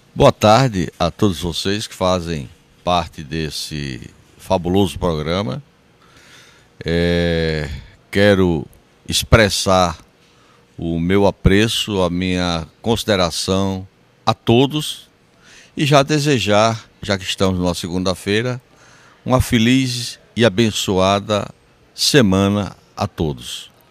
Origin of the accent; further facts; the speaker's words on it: Sousa, Paraíba, Brazil; sou de Souza, nasci em Souza